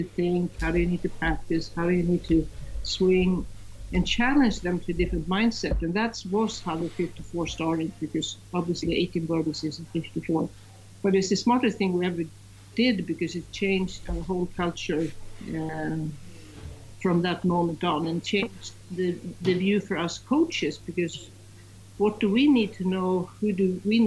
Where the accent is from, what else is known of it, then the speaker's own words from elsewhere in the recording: Sweden; I'm from Sweden